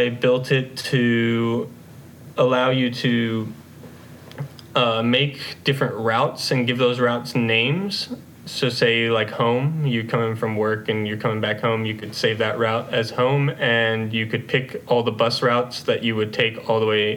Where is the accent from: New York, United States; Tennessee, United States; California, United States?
Tennessee, United States; Nashville; also born or lived in Knoxville, Tennessee; I was born and raised in Nashville, Tennessee